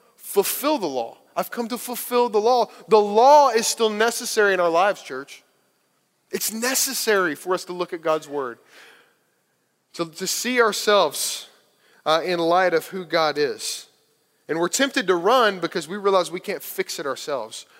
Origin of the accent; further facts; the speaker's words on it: Kentucky, United States; growing up in Kentucky